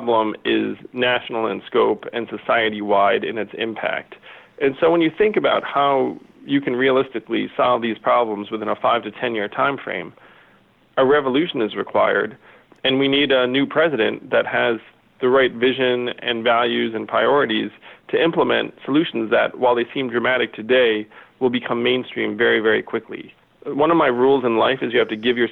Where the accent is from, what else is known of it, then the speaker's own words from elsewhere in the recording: United States; I'm an American